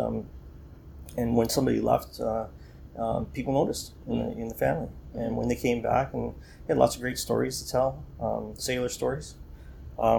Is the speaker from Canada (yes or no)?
yes; Welland, Ontario, Canada; I grew up in Welland, Ontario